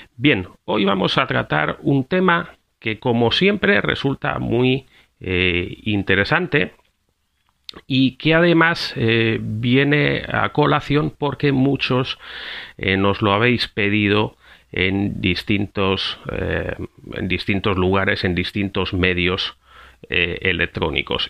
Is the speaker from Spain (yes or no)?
yes; Spain; now in Costa Rica; España. De donde vengo